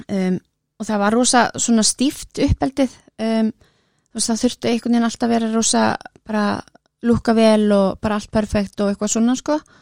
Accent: Reykjavík, Capital Region, Iceland; ég er á breyðaldinu

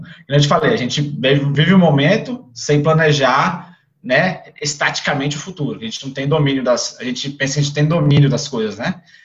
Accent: Brasília, Federal District, Brazil; sou aqui de Brasília, Distrito Federal, nasci, sou criado aqui

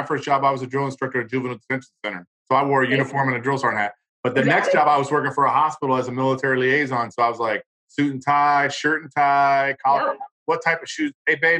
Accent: Hawaii, United States; I grew up in Hawaii as a kid. My dad was in the Navy and then I was stationed in Hawaii.

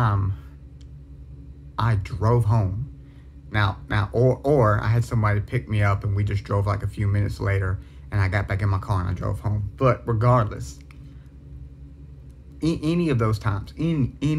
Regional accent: South Carolina, United States; I'm from South Carolina. I live in South Carolina.

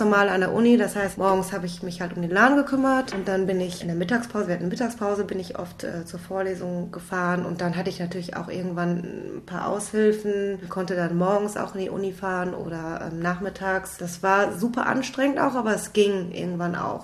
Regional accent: Düsseldorf, North Rhine-Westphalia, Germany; ich bin aus Düsseldorf im Tanzhaus NRW

